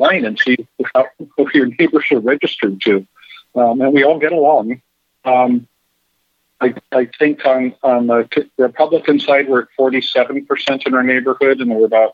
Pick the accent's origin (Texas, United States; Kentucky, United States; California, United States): California, United States; Carmel Valley; moved away as an adult; also born or lived in Monterey, California / Coachella, California; now in Florida, United States; I say I was in Monterey, but during the week I was in Carmel Valley